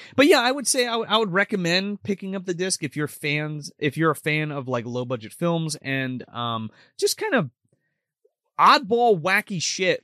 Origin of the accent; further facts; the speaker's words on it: New Jersey, United States; we're from New Jersey